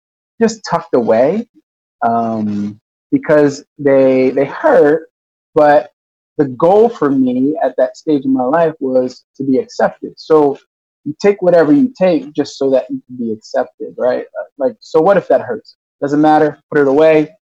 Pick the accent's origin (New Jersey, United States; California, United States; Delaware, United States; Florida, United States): Delaware, United States; Newark; also born or lived in Yonkers, New York; I was born in Yonkers, New York. My dad worked for DuPont, got a job with DuPont, relocated to Newark, Delaware